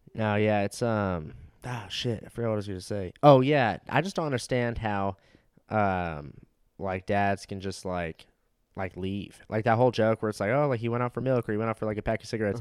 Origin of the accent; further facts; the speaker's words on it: Los Angeles, California, United States; moved away as an adult; also born or lived in Florida; now in Austin, United States; I was born there, lived there for three years, and then moved to you know, L